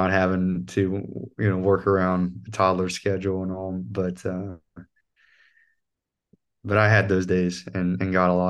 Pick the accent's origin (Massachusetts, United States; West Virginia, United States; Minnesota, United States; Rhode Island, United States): West Virginia, United States; North Central; accent: North Central West Virginian; And I, you know, this North Central West Virginian accent, which is like almost sounds like it's Irish when I'm singing, but that's how it is naturally. That's how I sound.